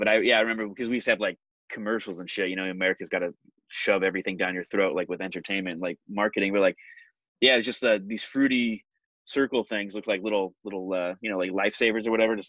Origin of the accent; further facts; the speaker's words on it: Portland, Oregon, United States; also born or lived in Los Angeles, California / Asia; we moved up here when I was like 6 or 7, and I spent all my life since then, you know, other than a few years over in Asia and a couple of years moving back to LA for work. Like, I mean, the majority of my life, like in Portland.